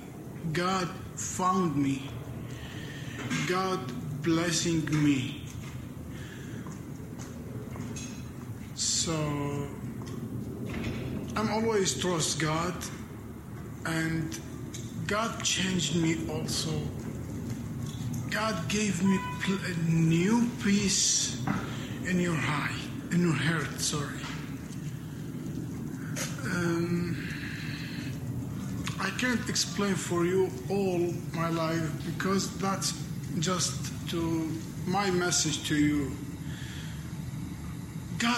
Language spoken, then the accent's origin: English; Iraq; English is a second language; moved away as an adult; I'm from Iraq.